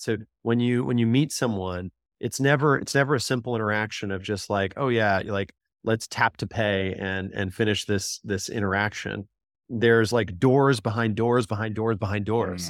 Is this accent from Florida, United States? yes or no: no; Southern California, United States; I grew up in Southern California